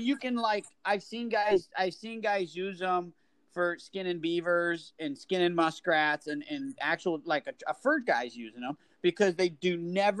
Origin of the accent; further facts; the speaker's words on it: Michigan, United States; now in Kansas, United States; I'm from Michigan, where we could run feeders. I'm in Kansas, you can run feeders.